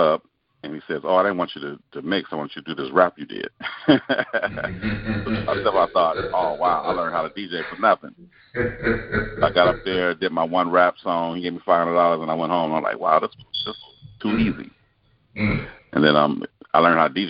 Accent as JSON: {"language": "English", "town": "Los Angeles", "region": "California", "country": "United States", "tie": "born or raised there", "said": "I was born and raised in Los Angeles, California"}